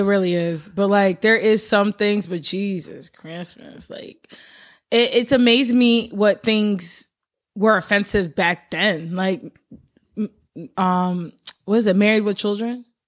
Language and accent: English; Albany, United States; I am from Albany.